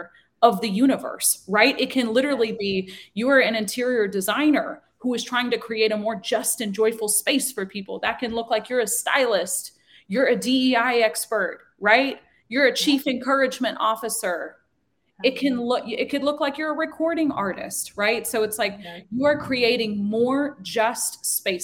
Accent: Nashville, Tennessee, United States; I am tuning in from Nashville, Tennessee. I'm a born and raised Nashvillian

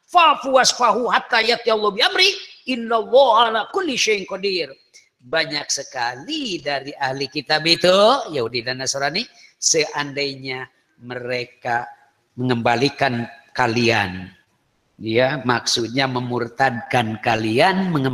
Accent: Kawali, West Java, Indonesia; ya malahan kalau di daerah saya itu daerah Kawali, Ciamis.

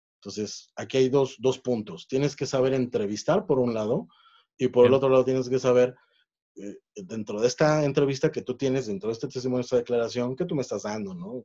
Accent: Mexico; acá en México

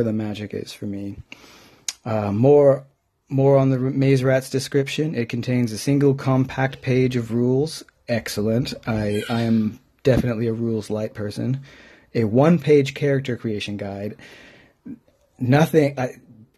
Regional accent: home state of California, United States; moved away as an adult; now in United Kingdom; I am clearly from the United States, but I've been living in the UK for 16 years

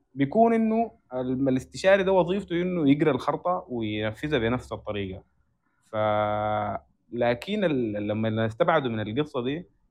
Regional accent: Sudan; احنا عندنا في السودان

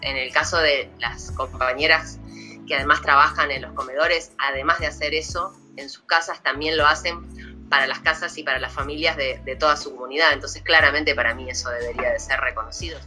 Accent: Montevideo, Uruguay; yo soy de Cerro de Montevideo, o sea, yo crecí

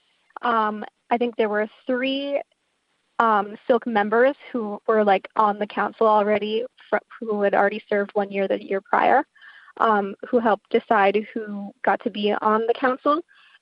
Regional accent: Upper Peninsula, Michigan, United States; we're from the Upper Peninsula, which is a really rural region

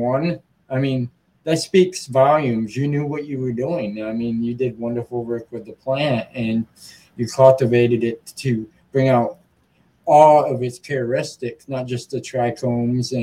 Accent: Muskegon, Michigan, United States; in Muskegon, my hometown, where I'm based from

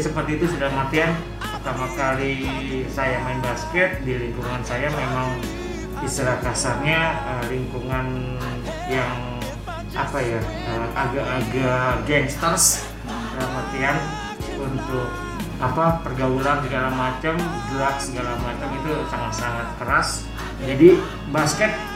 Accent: Jakarta, Indonesia; moved away as an adult; now in Makassar, Indonesia; Saya lahir di Jakarta dua- empat puluh satu tahun yang lalu

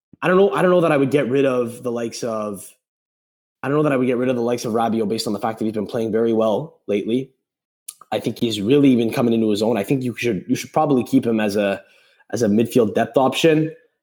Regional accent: Montreal, Quebec, Canada; I'm from Montreal

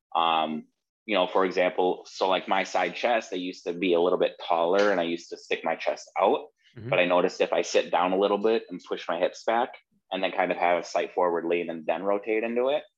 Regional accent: Wisconsin, United States; moved away as an adult; now in Florida, United States; I'm originally from Wisconsin

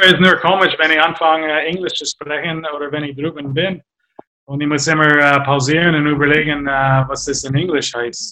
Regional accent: Canada; German is a second language; moved away as an adult; also born or lived in Augsburg; now in Germany

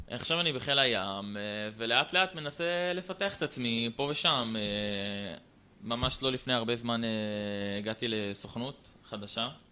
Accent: Haifa, Haifa District, Israel; גר בקריית חיים, עכשיו אני בצבא, בן 21. בתיכון, כאילו, תיכון עירוני מקיף קריית חיים למדתי

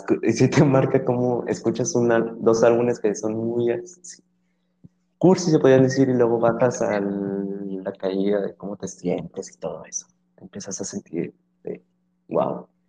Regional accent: Monterrey, Nuevo León, Mexico; somos de su misma ciudad

